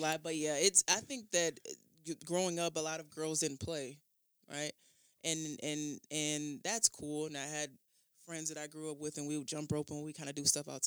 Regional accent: Kenosha, Wisconsin, United States; also born or lived in New Orleans, Louisiana; born in New Orleans and then shoveled on back to Kenosha, Wisconsin.

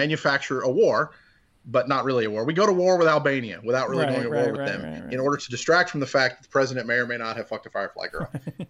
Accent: United States; As an American

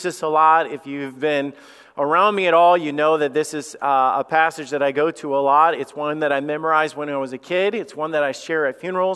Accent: Somerville, Alabama, United States; I grew up in Somerville, Alabama

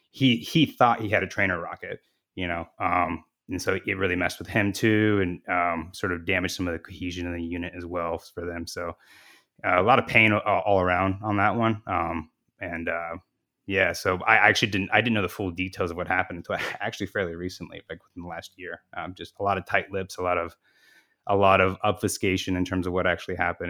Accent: Phoenix, Arizona, United States; I'm from Phoenix

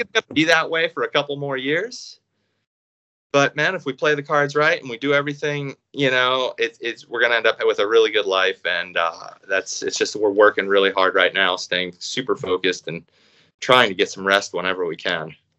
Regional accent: Reading, Pennsylvania, United States; I grew up in Reading, Pennsylvania

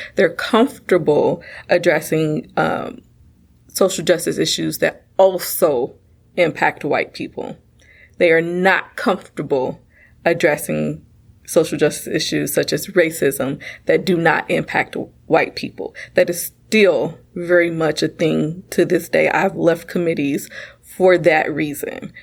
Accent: United States; I am a black woman born and raised in America.

